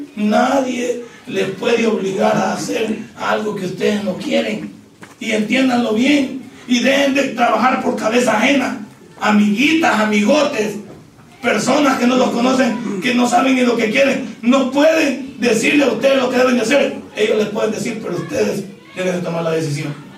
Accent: El Salvador

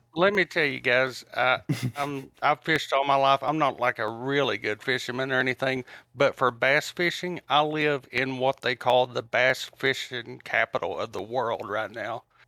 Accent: Tennessee, United States; I'm from Tennessee

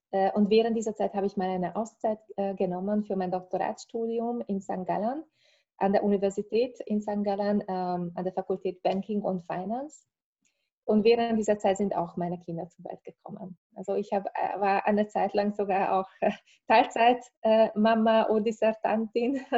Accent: Hungary; moved away as an adult; Ich bin äh, aus Ungarn. Also ich habe dort äh, Volkswirtschaft, Volkswirtschaft studiert ursprünglich

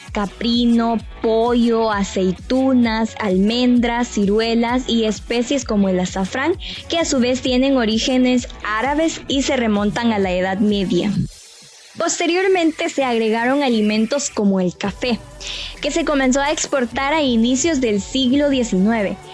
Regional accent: El Salvador; como buenos salvadoreños que somos

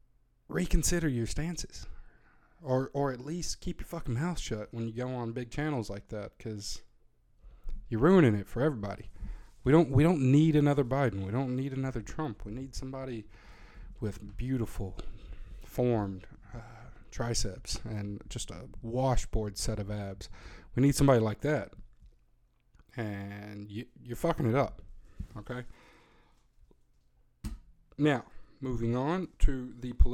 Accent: Tennessee, United States; moved away; I'm born and bred in Tennessee. I'm a redneck myself, a reformed redneck

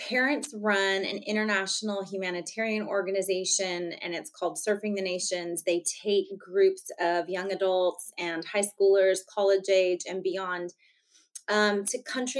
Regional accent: Hawaii, United States; moved away as an adult; now in Dallas, United States; I'm originally from Hawaii, and actually met my husband out there. We currently live in Dallas

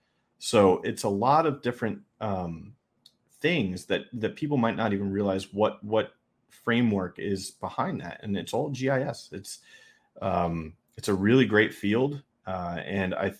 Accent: New York, United States; I'm from New York

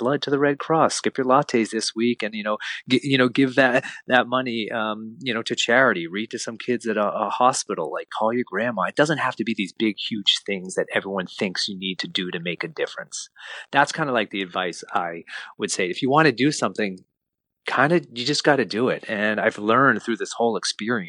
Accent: Lexington, Massachusetts, United States; as a family growing up in Lexington, Massachusetts.

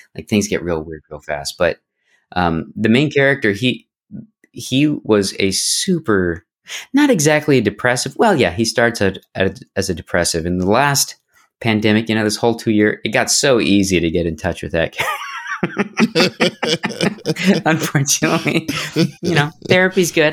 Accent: Barrow, Alaska, United States; I grew up in Alaska. Whoa. And uh, Barrow, Alaska

